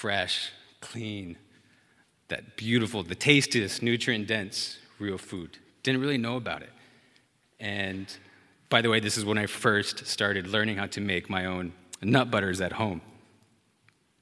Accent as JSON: {"language": "English", "town": "Amarillo", "region": "Texas", "country": "United States", "tie": "born or raised there", "also_born_or_lived": "Dallas, Texas", "moved": "as an adult", "said": "I had just left my hometown, born and raised Amarillo, Texas, to move to the city of Dallas"}